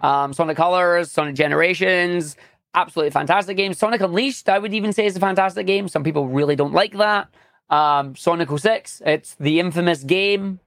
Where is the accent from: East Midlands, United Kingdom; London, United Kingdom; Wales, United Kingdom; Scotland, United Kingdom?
Scotland, United Kingdom; I am a Scottish speedrunner, uh, obviously living in Scotland right now